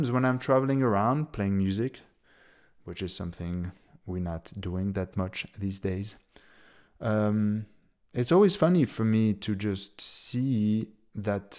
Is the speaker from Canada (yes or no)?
no; Switzerland; moved away as an adult; also born or lived in United States / Berlin, Germany; I come from Switzerland